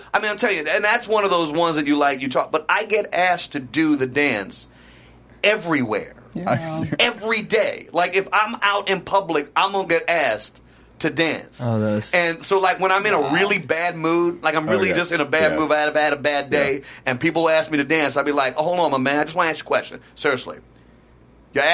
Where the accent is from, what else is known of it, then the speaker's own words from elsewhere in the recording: Trinidad & Tobago; I'm telling you, I'm not Dominican. No disrespect to the Dominican people. Y'all are great. I've been to the Dominican Republic. I love it. But I'm from Trinid